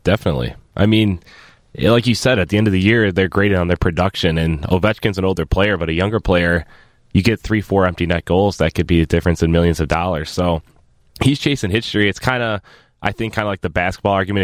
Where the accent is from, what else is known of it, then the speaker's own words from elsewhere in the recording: outside of Toronto, Ontario, Canada; moved away as an adult; now in Chicago, United States; Growing up outside of Toronto, I never really was into in the big city there